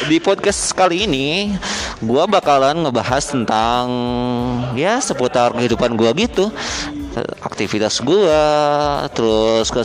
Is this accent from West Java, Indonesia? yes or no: yes; Karawang, West Java, Indonesia; Nah, gue asli Karawang, ya, gue anak Karawang asli, anak Pantura